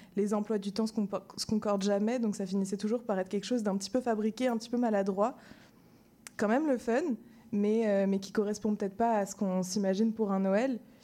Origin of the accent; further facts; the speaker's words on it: Madagascar; moved away; j'ai grandi à Madagascar